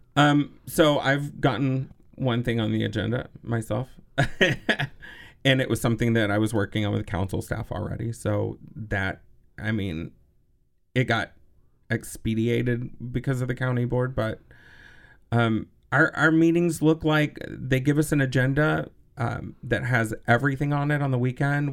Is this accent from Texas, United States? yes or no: yes; Texas, United States; also born or lived in Los Angeles, United States; now in Madison, United States; growing up in Texas in the seventies